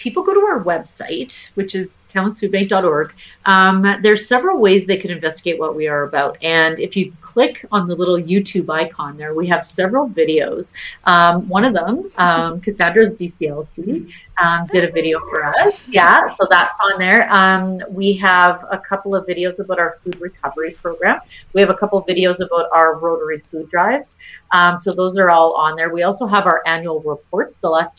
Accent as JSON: {"language": "English", "town": "Edmonton", "region": "Alberta", "country": "Canada", "tie": "born or raised there", "said": "I'm a country girl at heart. I was born and raised in Edmonton."}